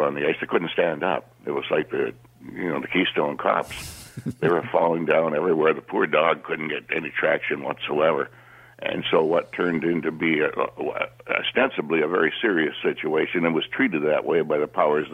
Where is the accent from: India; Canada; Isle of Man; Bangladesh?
Canada; Terrace Bay, Ontario; moved away; When I was growing up on the North Shore of Lake Superior, a little town called Terrace Bay